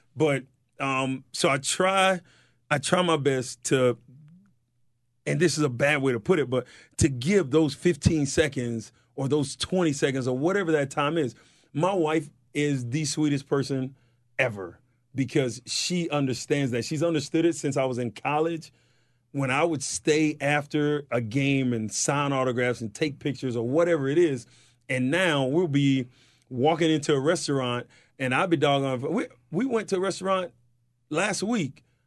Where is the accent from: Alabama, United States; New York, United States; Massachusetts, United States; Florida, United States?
Florida, United States; White Springs; I'm from White Springs, Florida